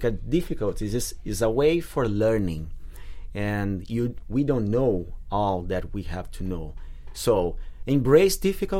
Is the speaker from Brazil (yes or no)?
yes; Brazil; accent: Brazilian; moved away; Brazil, I'm Brazilian